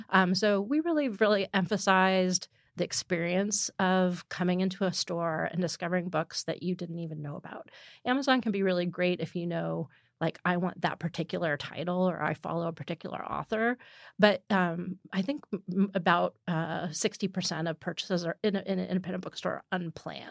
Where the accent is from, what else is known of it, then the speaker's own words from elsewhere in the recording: East Bay, California, United States; now in San Francisco, United States; I grew up in the East Bay